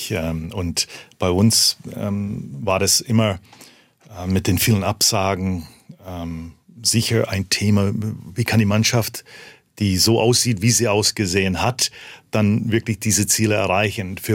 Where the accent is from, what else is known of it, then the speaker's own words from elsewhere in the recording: Canada; now in Germany; so oder so konnte ich nicht verlieren. Ich komme ja aus Kanada.